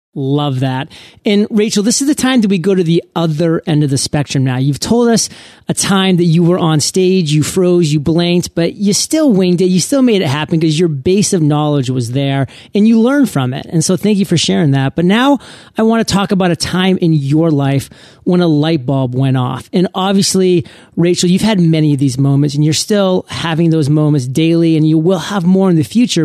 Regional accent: Maine, United States; I come from Maine

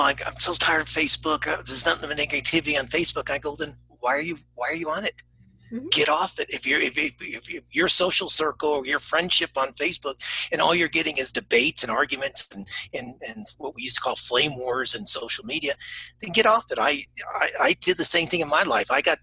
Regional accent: United States; first language English; moved away as an adult; also born or lived in Asia / Australia; I'm an American. I only speak one language.

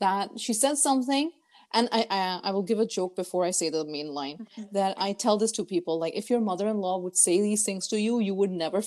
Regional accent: United Arab Emirates; moved away as an adult; also born or lived in Lahore, Pakistan; I was born, brought up in United Arab Emirates. I did my 12th grade until there

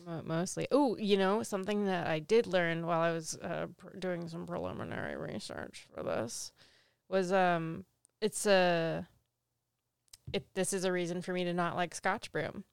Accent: East Coast, United States; moved away; I'm from the East Coast.

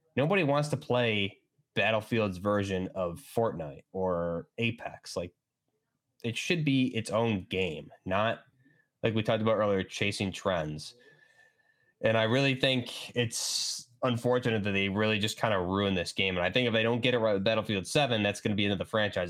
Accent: New York, United States; I'm from New York

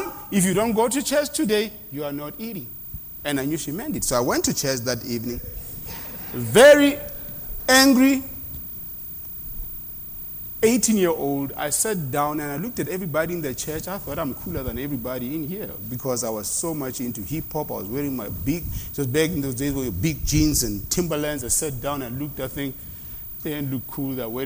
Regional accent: South Africa; moved away; they taught us that in South Africa in schools

